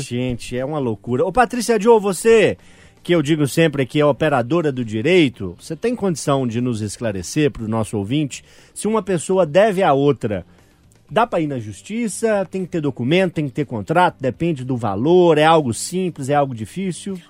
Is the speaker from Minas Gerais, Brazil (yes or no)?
yes; Urucânia, Minas Gerais, Brazil; also born or lived in Mariana; Eu nasci em Cardosos, distrito de Urucânia, no interior. Nasci no hospital da cidade vizinha, mas me considero de Cardosos